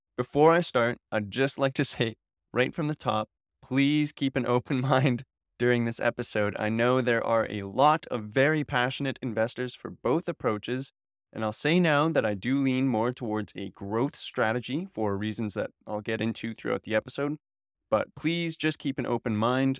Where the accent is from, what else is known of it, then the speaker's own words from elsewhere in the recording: Canada; I'm a Canadian, and I was born here in the Great White North